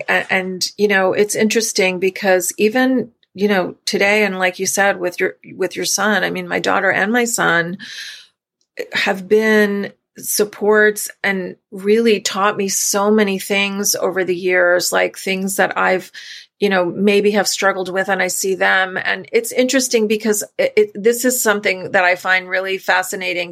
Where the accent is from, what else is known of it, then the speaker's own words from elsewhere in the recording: New York, United States; we're from New York originally